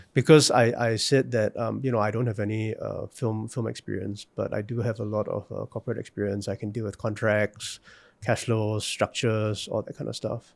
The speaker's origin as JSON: {"language": "English", "country": "Singapore", "moved": "yes", "said": "as a Singaporean"}